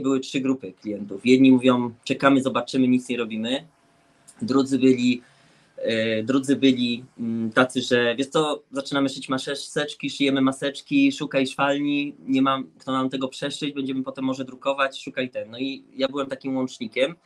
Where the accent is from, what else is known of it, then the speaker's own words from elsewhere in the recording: Łódź, Łódź Voivodeship, Poland; my jesteśmy z Łodzi, także to jest zagłębie jak gdyby szycia